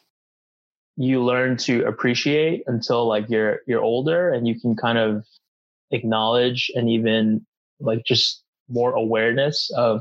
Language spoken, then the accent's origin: English; Philadelphia, Pennsylvania, United States; I born and raised in Philly, not West Philly, but Northern Philly